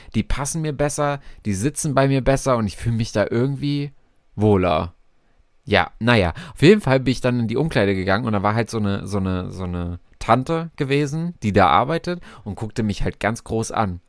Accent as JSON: {"language": "German", "town": "Frankfurt", "region": "Hesse", "country": "Germany", "said": "ich äh, komme aus Frankfurt"}